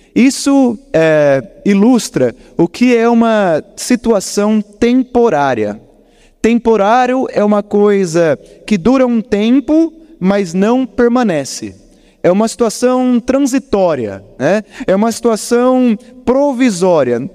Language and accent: Portuguese; Botucatu, São Paulo, Brazil; now in Curitiba, Brazil; eu estive na minha cidade natal, eu peguei o feriado de finados e fui rapidamente para Botucatu